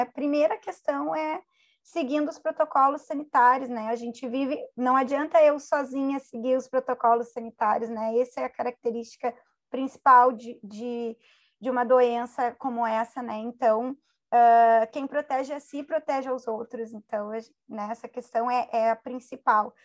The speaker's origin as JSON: {"language": "Portuguese", "town": "Porto Alegre", "region": "Rio Grande do Sul", "country": "Brazil", "said": "Eu sou de Porto Alegre"}